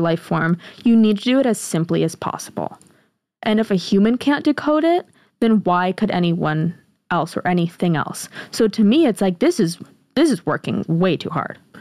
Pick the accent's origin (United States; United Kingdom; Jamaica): United States